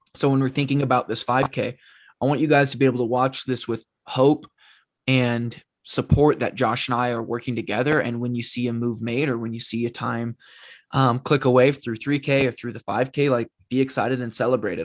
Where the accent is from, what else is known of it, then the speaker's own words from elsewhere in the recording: Oregon, United States; born and raised in Oregon